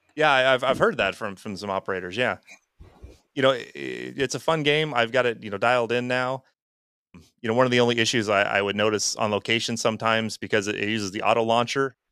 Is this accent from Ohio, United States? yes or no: no; Wisconsin, United States; we're both from Wisconsin, you know, and I'm only a couple hours north of them.